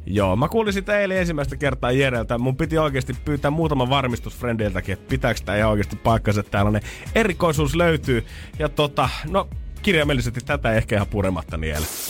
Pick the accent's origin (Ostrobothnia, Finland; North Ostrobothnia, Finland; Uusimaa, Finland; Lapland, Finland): Uusimaa, Finland; Helsinki; mä oon stadilaisena